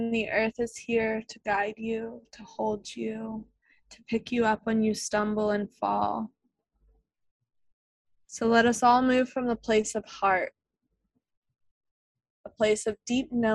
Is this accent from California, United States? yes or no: no; Leesburg, Virginia, United States; also born or lived in Blue Ridge Mountains, Virginia; I was raised in Leesburg, which is a suburban town outside of Washington, D.C.